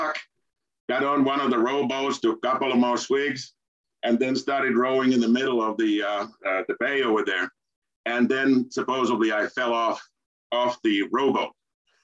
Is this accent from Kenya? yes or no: no; Turku, Southwest Finland, Finland; my hometown, Turku